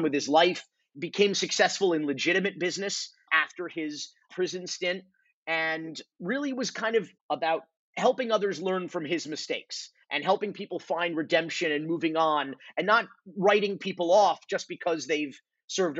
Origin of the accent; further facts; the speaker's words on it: Miami, Florida, United States; our childhoods, if you will, growing up in Miami